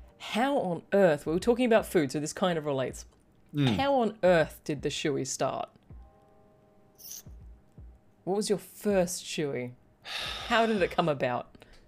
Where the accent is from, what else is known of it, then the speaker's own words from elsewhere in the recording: United Kingdom; that's because I'm actually British